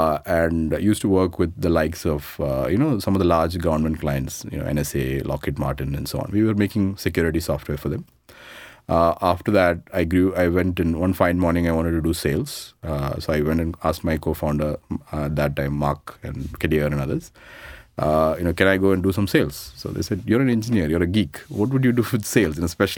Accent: Dubai, United Arab Emirates; So I grew up in Dubai. Actually did my, you know, from my 1984 to 95, I was in Dubai.

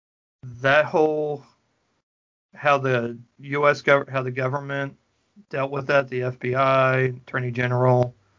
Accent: Missouri, United States; living and growing up in Missouri at this time

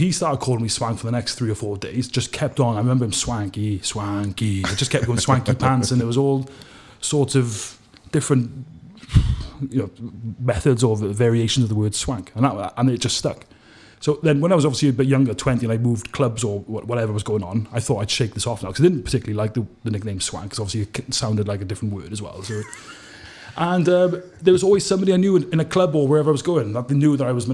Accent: Bridgend, Wales, United Kingdom; I'm from Bridgend, so that's the school I went to, Brinte Comprehensive School

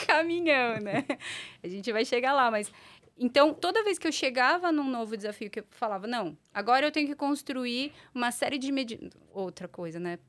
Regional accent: São Paulo, Brazil; also born or lived in Portugal; eu sou eu sou paulistana da Gema, uhum. né? Nasci, morei boa parte da minha vida por aqui

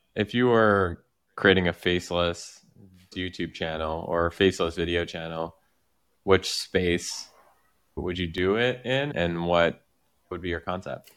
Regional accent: Quebec, Canada; accent: Quebec French; my accent is like a Quebec, a Quebec accent

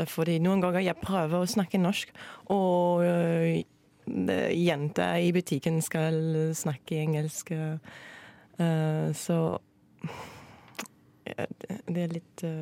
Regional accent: northeast France, France; English is a second language; moved away as an adult; also born or lived in United Kingdom; now in Norway; Uh, I'm from France, uh, northeast of France. Um, and yeah, I, lived in France for 19 years and then I moved to the UK for seven years and now I'm here.

